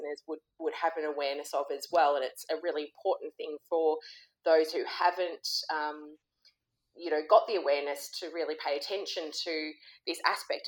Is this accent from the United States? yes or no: no; Sydney, New South Wales, Australia; I grew up in Sydney